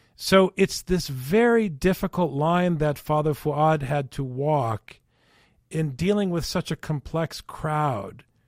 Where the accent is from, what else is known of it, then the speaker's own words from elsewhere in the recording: Minnesota, United States; growing up in Minnesota